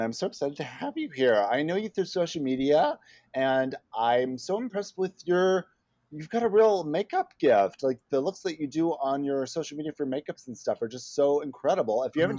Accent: Saskatchewan, Canada; I'm a Saskatchewan-born girl.

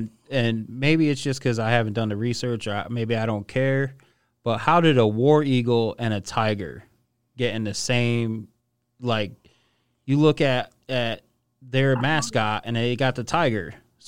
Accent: Connecticut, United States; I'm from Connecticut

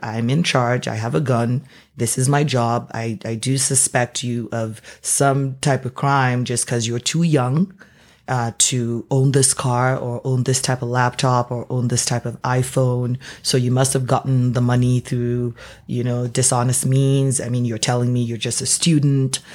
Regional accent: Nigeria; moved away as an adult; now in Canada; I am born and raised Nigerian. Uh, moved to Canada about sixteen years ago for university and never left.

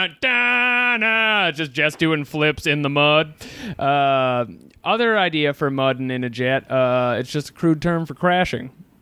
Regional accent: Massachusetts, United States; I'm from Massachusetts.

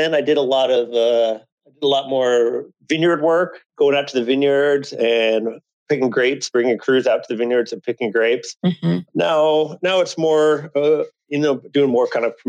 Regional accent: Iowa, United States; also born or lived in California; growing up in Iowa, moving out to California was a pretty big draw for me.

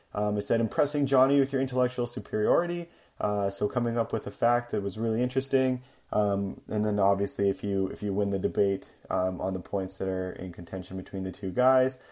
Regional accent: Canada; accent: Canadian; also born or lived in United States; I am Canadian. I am the Canadian fact checker, and you guys have definitely noticed it in my accent

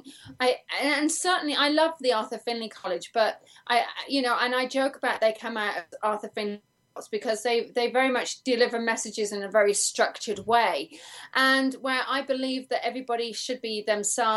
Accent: England, United Kingdom; now in United States; I'm English

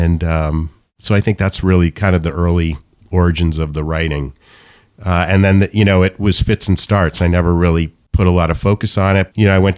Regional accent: New Hampshire, United States; born there; I was born in New Hampshire. I've never left.

